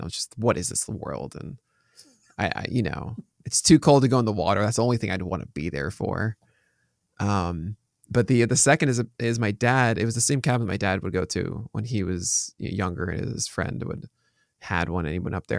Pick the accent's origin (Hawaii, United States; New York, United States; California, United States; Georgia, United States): New York, United States; I'm from New York